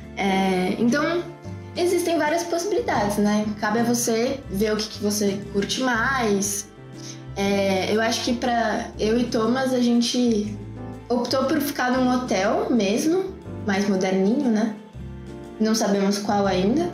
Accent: Brazil; nós somos brasileiros

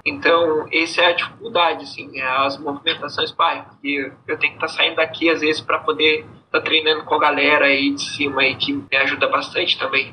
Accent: Pelotas, Rio Grande do Sul, Brazil; eu sou da cidade de Pelotas, eu sou do, do Rio Grande do Sul.

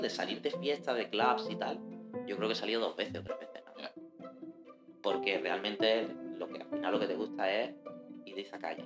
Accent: Spain; las series que nosotros recibimos en España

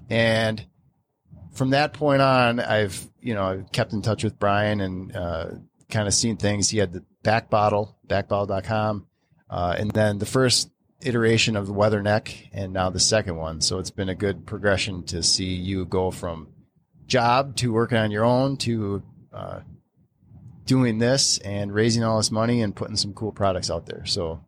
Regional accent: Wisconsin, United States; and I'm from Wisconsin.

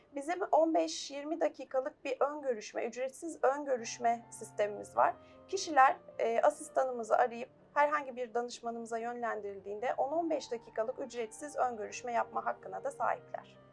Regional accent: Istanbul, Turkey; 1977 İstanbul doğumluyum.

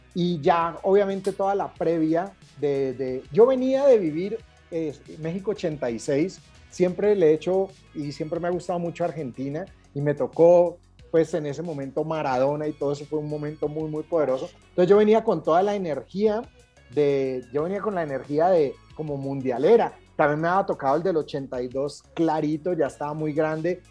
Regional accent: Cali, Valle del Cauca, Colombia; me crié en Cali

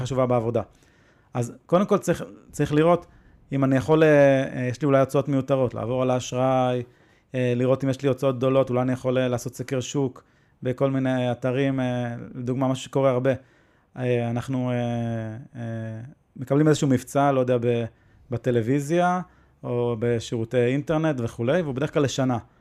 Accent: Israel; אנחנו נולדנו בישראל

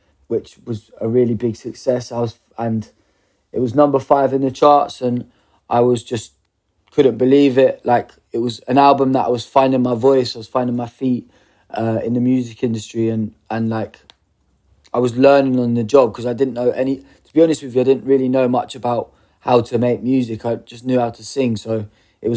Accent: Bedford, East of England, United Kingdom; I'm a boy from Bedford, grew up in Bedford

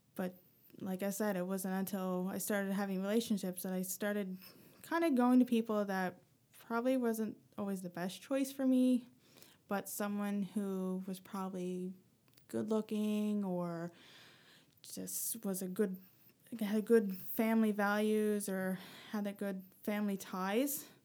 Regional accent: rural Newfoundland, Newfoundland and Labrador, Canada; moved away as an adult; now in Halifax, Canada; growing up in Newfoundland

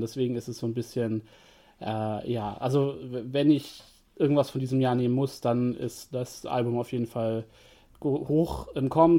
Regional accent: Germany; als Deutscher

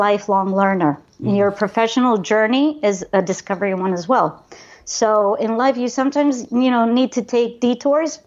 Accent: Panama; I was born and raised in Panama from Greek parents

